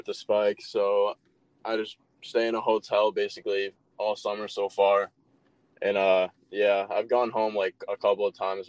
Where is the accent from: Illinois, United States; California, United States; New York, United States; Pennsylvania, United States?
Illinois, United States; I'm from Illinois.